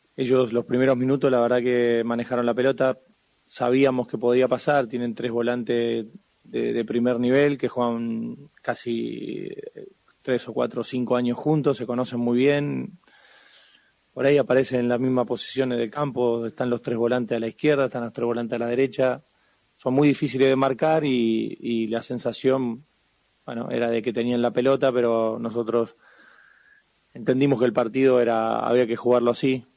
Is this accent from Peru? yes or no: no; Argentina; somos argentinos